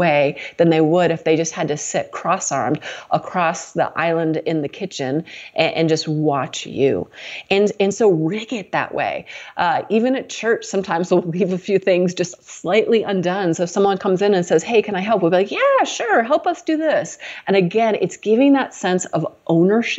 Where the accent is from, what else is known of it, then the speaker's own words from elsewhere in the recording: United States; That wasn't how I grew up in America